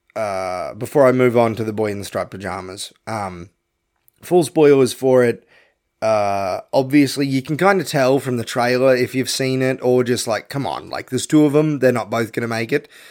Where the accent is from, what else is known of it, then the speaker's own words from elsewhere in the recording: Australia; I'm an Aussie